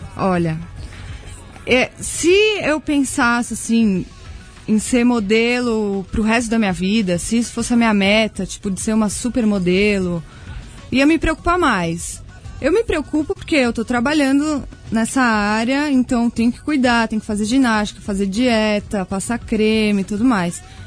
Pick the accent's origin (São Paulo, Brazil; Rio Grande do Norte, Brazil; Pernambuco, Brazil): São Paulo, Brazil; also born or lived in Australia; eu sou paulista, minha família mora comigo